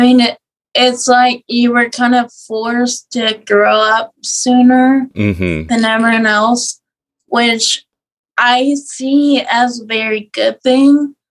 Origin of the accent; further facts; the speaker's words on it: South Louisiana, United States; I'm from South Louisiana.